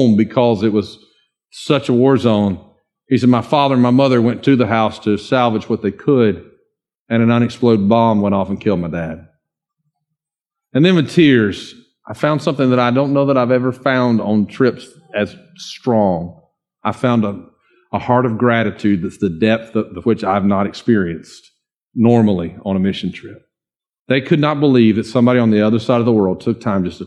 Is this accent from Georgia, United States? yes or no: yes; Dawsonville, Georgia, United States; I'm from a little place called Dawsonville, just north of Cumming